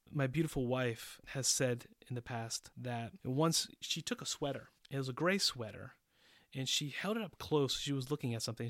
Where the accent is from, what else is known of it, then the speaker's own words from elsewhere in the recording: Pittsburgh, Pennsylvania, United States; moved away as an adult; also born or lived in Boston, Massachusetts; now in Czech Republic; I was born in Pittsburgh, Pennsylvania, and I moved to Boston when I was ten years old